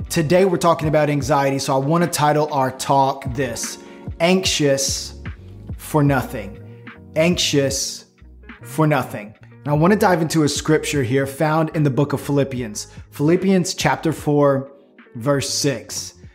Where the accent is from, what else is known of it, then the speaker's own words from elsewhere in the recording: Florida, United States; I'm from Florida